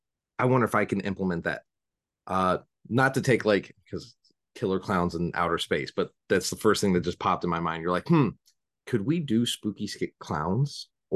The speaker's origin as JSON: {"language": "English", "town": "Southington", "region": "Connecticut", "country": "United States", "tie": "born or raised there", "said": "my hometown or of Southington is got the haunting in Connecticut."}